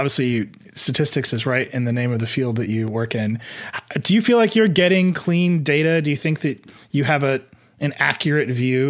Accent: Midwest, United States; I'm from the Midwest.

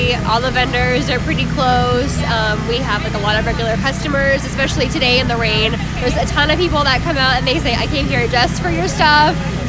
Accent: Warren, Ohio, United States; moved away as an adult; also born or lived in Pittsburgh; I'm actually from Warren, and when I started doing this professionally, I moved to Pittsburgh and I was a pastry chef there for about 5 years, and I moved back here a couple years ago

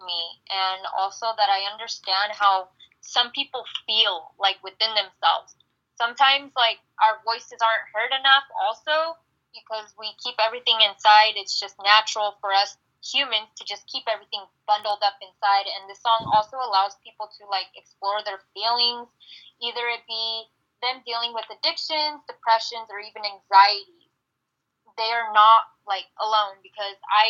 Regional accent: Turlock, California, United States; moved away as an adult; now in Phoenix, United States; I grew up in Turlock

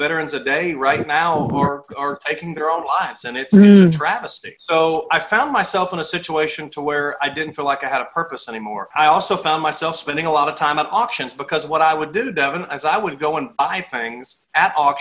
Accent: Texas, United States; moved away as an adult; also born or lived in Clarksville, Tennessee; born and raised in Texas, joined the military when I was 18

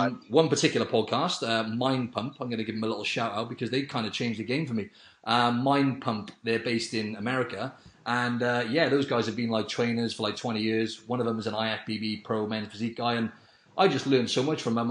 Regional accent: Wales, United Kingdom; I'm from I'm from Wales in the UK

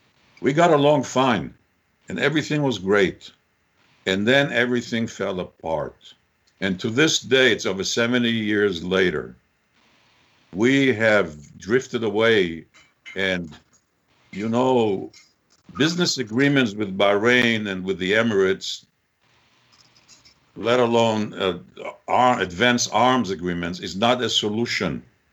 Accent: Haifa, Haifa District, Israel; moved away; I grew up in Haifa, beautiful city on the Mediterranean, Arab children, Christian children, because the British were there, it was a British mandate, before the state started, I was there, I remember it.

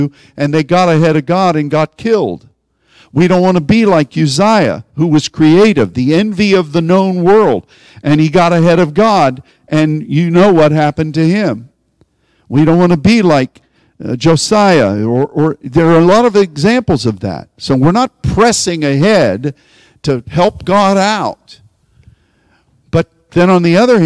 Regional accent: Pittsburgh, Pennsylvania, United States; I'm from Pittsburgh.

